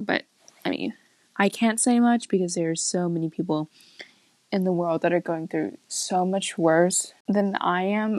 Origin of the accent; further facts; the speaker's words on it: Kansas, United States; I was born in Kansas